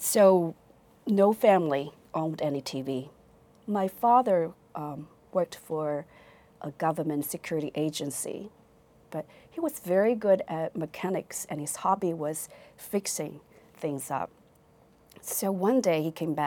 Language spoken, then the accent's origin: English; Fuzhou, Fujian, China; English is a second language; moved away as an adult; also born or lived in Beijing; now in United States; I was born in Fuzhou, Fujian province, China